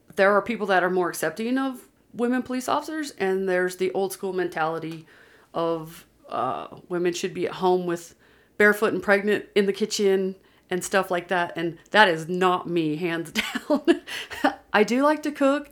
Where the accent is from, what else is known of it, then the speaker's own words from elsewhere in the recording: Pennsylvania, United States; moved away as an adult; also born or lived in Georgia; now in Utah, United States; I grew up in Pennsylvania and lived there for twenty years